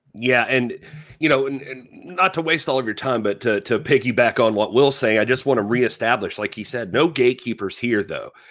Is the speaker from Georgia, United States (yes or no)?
yes; South Georgia, United States; I grew up in South Georgia